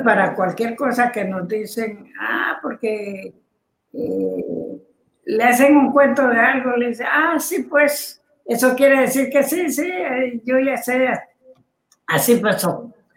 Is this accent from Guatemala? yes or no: yes; Guatemala; Chapín le llamamos